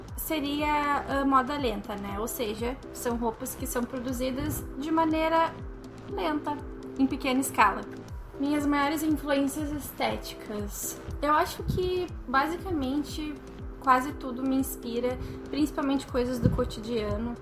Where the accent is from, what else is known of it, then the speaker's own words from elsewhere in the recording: Porto Alegre, Rio Grande do Sul, Brazil; sou daqui de Porto Alegre